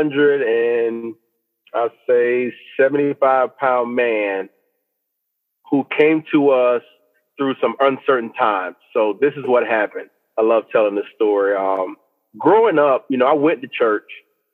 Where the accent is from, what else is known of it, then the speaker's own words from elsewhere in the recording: Orangeburg, South Carolina, United States; I was born and raised in Orangeburg, South Carolina